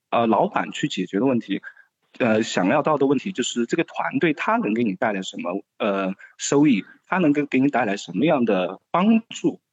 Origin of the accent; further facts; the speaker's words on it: Sichuan, China; moved away as an adult; also born or lived in Beijing; 选择成都的原因也仅仅是因为它是我家乡所在的一个省会城市